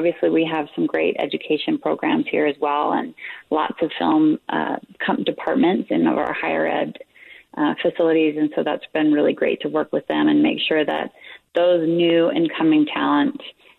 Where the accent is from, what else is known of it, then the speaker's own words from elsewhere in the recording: Utah, United States; I'm from Utah, and I grew up going to Sundance Film Festival